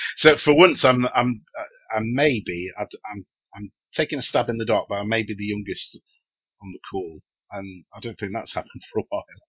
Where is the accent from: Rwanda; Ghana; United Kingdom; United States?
United Kingdom